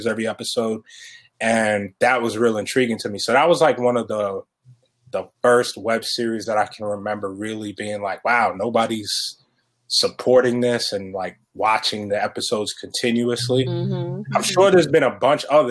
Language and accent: English; Elmont, New York, United States; I grew up in Elmont